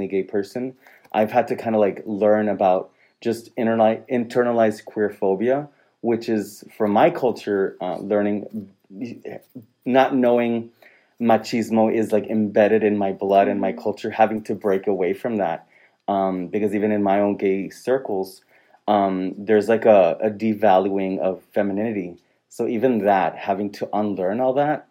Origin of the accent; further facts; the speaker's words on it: Rio Grande Valley, Texas, United States; moved away as an adult; I'm originally from the Valley. I left for several years and then came back